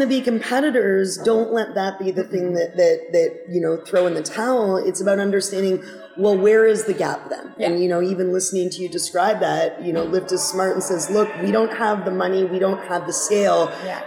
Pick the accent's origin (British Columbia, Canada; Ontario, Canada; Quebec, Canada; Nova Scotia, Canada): Ontario, Canada; Toronto; moved away; I'm from Toronto originally.